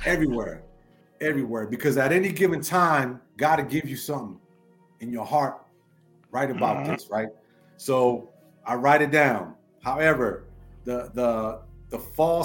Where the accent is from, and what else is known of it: Washington, District of Columbia, United States; born or raised there; accent: New York; also born or lived in Lower East Side, Manhattan, New York